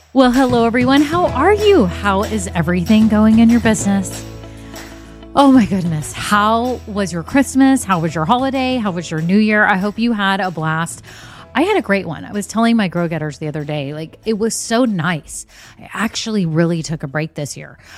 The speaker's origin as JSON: {"language": "English", "region": "Texas", "country": "United States", "said": "we're from Texas"}